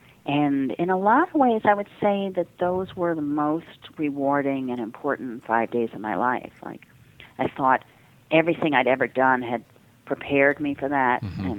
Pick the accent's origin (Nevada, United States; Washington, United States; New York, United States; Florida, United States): New York, United States; New York City; Now, I am a New Yorker, but I didn't know what the hell St. Paul's was. I mean, I'm Jewish.